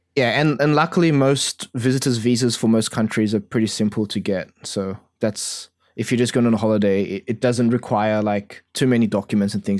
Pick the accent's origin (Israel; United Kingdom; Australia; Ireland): Australia; as an Australian